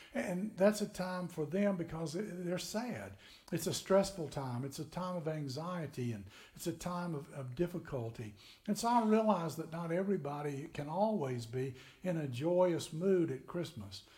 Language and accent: English; Tennessee, United States; moved away as an adult; also born or lived in Florida; we grew up in Tennessee